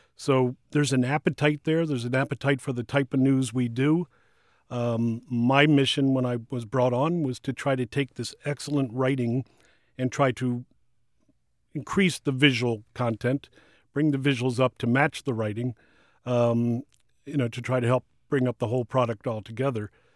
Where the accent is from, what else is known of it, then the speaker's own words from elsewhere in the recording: Washington, District of Columbia, United States; I was born and raised in Washington